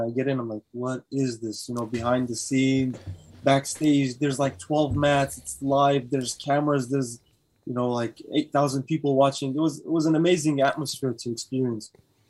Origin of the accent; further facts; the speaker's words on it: Sharjah, United Arab Emirates; moved away; But yeah, you can say I spent my childhood days there. Like, I grew up in Sharjah. Well, that's home for me. That's part of home.